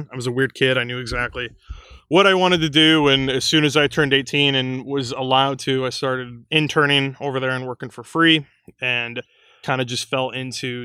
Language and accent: English; Southwest Illinois, United States; I grew up in Southwest Illinois, close enough to St. Louis that going to the zoo was kind of a day trip